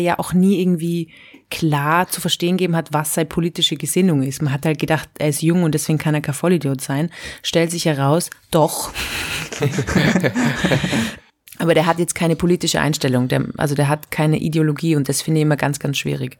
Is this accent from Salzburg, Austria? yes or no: no; Innsbruck, Tyrol, Austria; moved away as an adult; now in Vienna, Austria; ich bin ja mit 18 schon von Innsbruck nach Wien gezogen